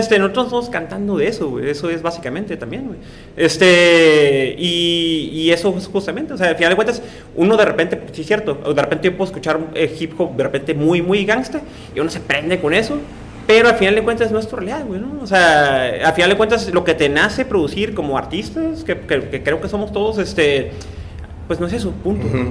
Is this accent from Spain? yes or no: no; Tijuana, Baja California, Mexico; yo soy de las Sánchez y literalmente la calle donde yo nací ya ni siquiera existe